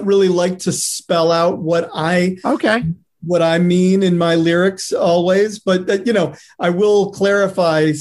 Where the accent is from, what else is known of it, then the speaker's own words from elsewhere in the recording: Detroit, Michigan, United States; moved away as an adult; also born or lived in New York; now in Los Angeles, United States; I'm from Detroit, Michigan, but I spent, you know, most of my 20s in New York